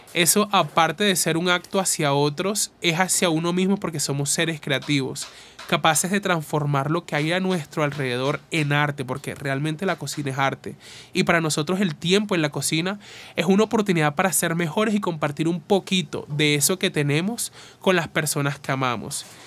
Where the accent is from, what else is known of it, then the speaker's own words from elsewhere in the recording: Uribia, La Guajira, Colombia; Me hicieron una entrevista en una radio de donde soy, de Uribia.